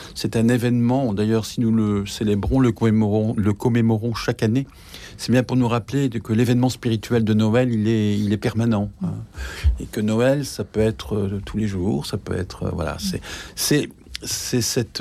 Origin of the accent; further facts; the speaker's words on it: Nord, Hauts-de-France, France; Moi je suis du Nord, donc il y avait aussi la fête de, Saint-Nicolas